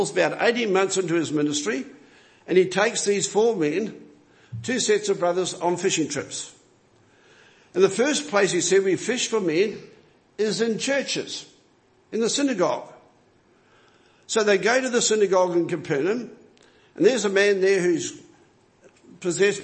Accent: New Zealand; moved away; I'm a foreigner here. I'm a Kiwi. I was born in another land

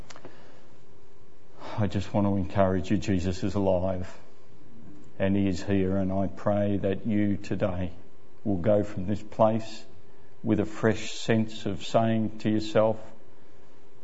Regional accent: Ballarat, Victoria, Australia; I grew up in Ballarat

